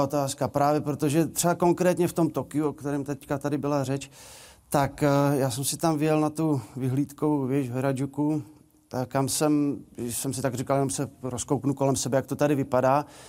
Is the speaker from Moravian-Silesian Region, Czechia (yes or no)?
no; Polička, Vysočina Region, Czechia; moved away as an adult; now in Hradec Králové, Czech Republic; já jsem rodák z Poličky z Vysočiny, tam jsem žil 18 let